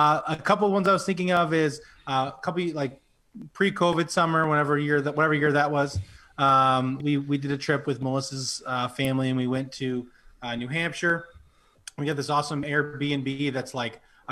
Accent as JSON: {"language": "English", "town": "Penobscot", "region": "New Brunswick", "country": "Canada", "tie": "born or raised there", "lives_now": "Fredericton, Canada", "said": "Yeah, my hometown. Penobscot for life."}